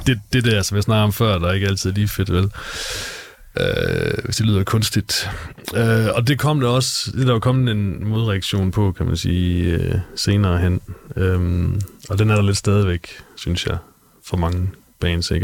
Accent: Gråsten, Southern Denmark, Denmark; moved away as an adult; now in Aarhus, Denmark; Jeg er fra Gråsten oprindeligt, nede i Sønderjylland men øh, københavner forældre, men født og opvokset i Sønderjylland

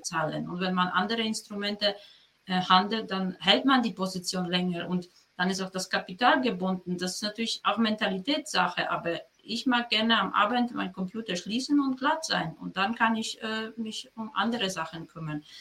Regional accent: Poland; German is a second language; moved away as an adult; now in Germany; ich bin geboren und aufgewachsen in Polen und dann bin ich nach meinem Studium, also mit 22 bin ich nach Deutschland gekommen

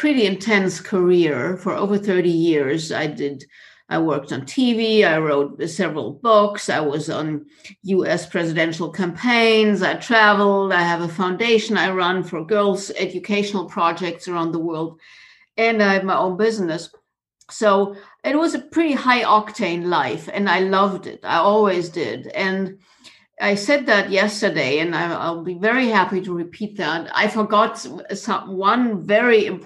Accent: Munich, Bavaria, Germany; moved away as an adult; also born or lived in South Africa / Japan / Florida, United States; I was born in Munich in Bavaria in Germany, which is pretty much south of Germany.

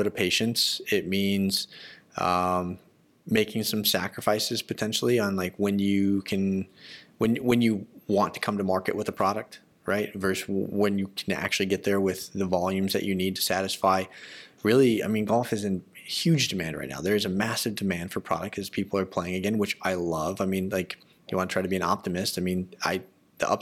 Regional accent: Arizona, United States; I grew up in Arizona

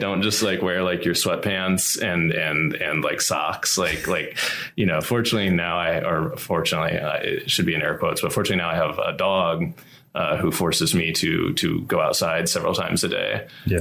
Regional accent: Columbia, Missouri, United States; moved away as an adult; now in Los Angeles, United States; my hometown of Columbia, Missouri

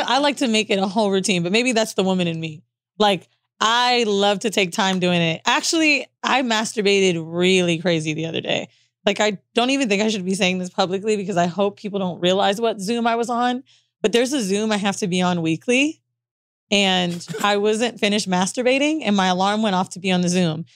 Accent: Florida, United States; moved away; also born or lived in New York / Los Angeles; We're both from Florida

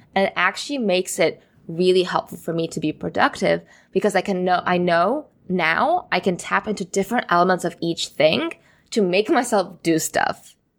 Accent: Singapore; moved away as an adult; also born or lived in Amsterdam; I grew up in Singapore, And I went through the local school system

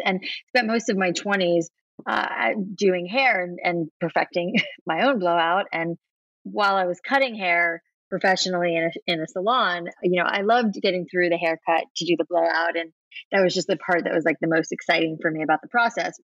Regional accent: South Florida, United States; I grew up in South Florida

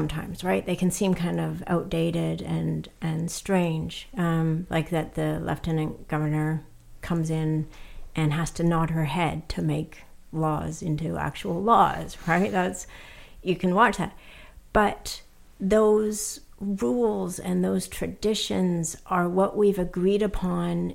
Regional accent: Canada; I, as a Canadian-born citizen

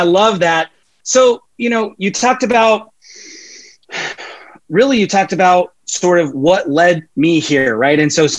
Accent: Laredo, Texas, United States; moved away as an adult; also born or lived in Oklahoma; My mom is Hispanic and my dad is not from Arkansas. So kind of a chance meeting when they were younger. So I grew up in Laredo, Texas, a little oil and gas kind of boom town, South Texas. I grew up in a trailer park.

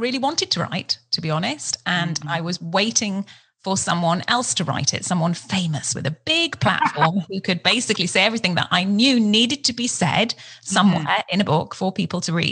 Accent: England, United Kingdom; moved away as an adult; now in United States; I was in a brand new country. You know, I come from England. So I'm in America

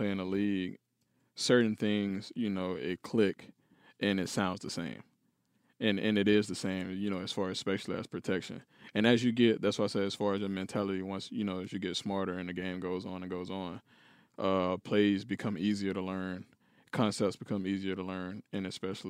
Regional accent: Atlanta, Georgia, United States; No, it's Atlanta. I'm from Atlanta, Georgia.

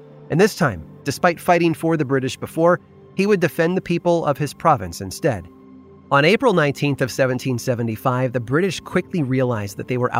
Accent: near Pontiac and Ottawa, Illinois, United States; I grew up near the Illinois towns of both Pontiac and Ottawa.

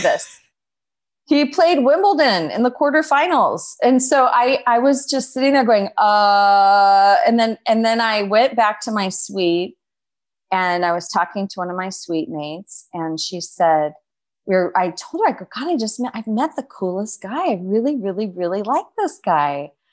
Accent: Beaverton, Oregon, United States; I grew up in Oregon, so, in Beaverton, Oregon

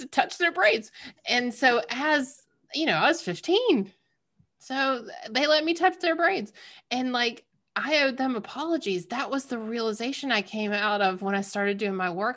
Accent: the South, United States; growing up in the South

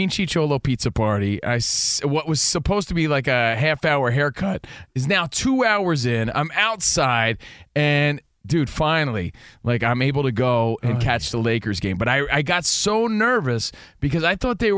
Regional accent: United States; moved away; We're from the East Coast. We're from New York, New Jersey.

